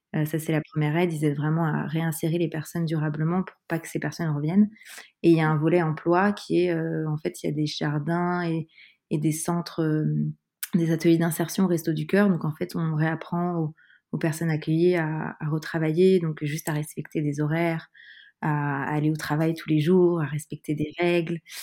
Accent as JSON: {"language": "French", "area": "Paris suburbs", "region": "Île-de-France", "country": "France", "tie": "born or raised there", "lives_now": "Paris, France", "said": "J'ai grandi en banlieue parisienne, euh, proche Paris, je suis parisienne depuis de nombreuses années maintenant."}